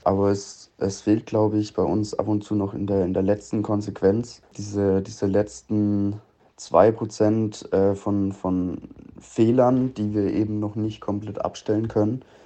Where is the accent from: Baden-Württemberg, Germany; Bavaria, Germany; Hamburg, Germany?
Bavaria, Germany; 20 minutes from Coburg; ich bin aufgewachsen 20 Minuten weg von Coburg